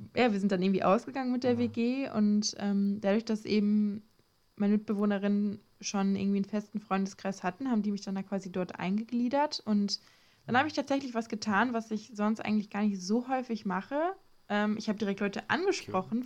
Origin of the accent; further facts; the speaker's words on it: Ostwestfalen-Lippe, North Rhine-Westphalia, Germany; moved away as an adult; now in Klagenfurt, Austria; ich komme eigentlich aus OWL